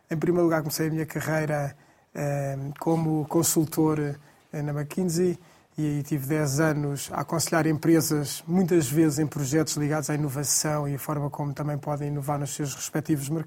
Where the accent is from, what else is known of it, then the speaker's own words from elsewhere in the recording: Portugal; somos portugueses e Lisboa é a palavra